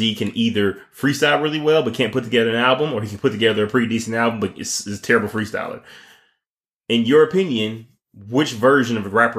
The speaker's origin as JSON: {"language": "English", "town": "Detroit", "region": "Michigan", "country": "United States", "tie": "born or raised there", "said": "Shout out to D, my hometown."}